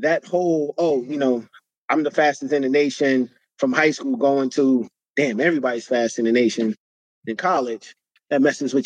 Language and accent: English; New York City, New York, United States; moved away; also born or lived in New Jersey; growing up in the South Bronx and then eventually moving to the suburbs of New Jersey